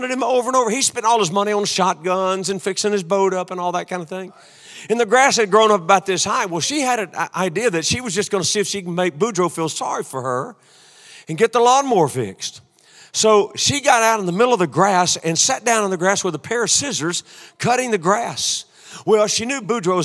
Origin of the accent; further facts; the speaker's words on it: Louisiana, United States; I'm from Louisiana